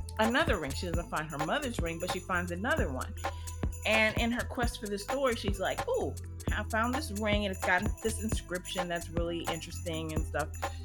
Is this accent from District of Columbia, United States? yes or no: yes; Washington, District of Columbia, United States; I was born in D.C., so, you know, that's like my hometown town